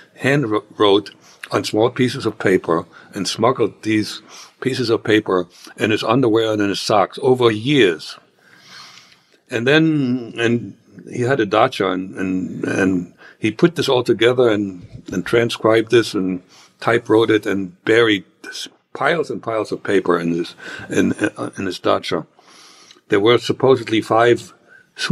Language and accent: English; Germany; English is a second language; moved away as an adult; now in United States; my home country